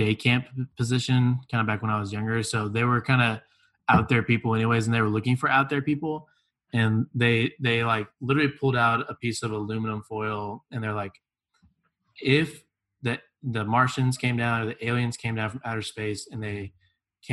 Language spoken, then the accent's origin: English; Tomball, Texas, United States; I grew up in Tomball